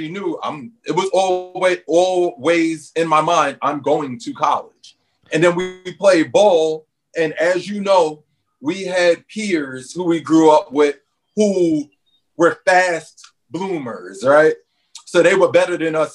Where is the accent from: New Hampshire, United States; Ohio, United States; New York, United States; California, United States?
New York, United States; New York City; growing up in Red Hook